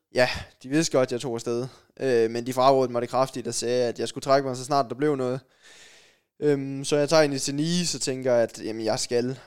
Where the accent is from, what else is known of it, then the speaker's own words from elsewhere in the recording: Sønderborg, Southern Denmark, Denmark; Jeg kommer ned fra Sønderborg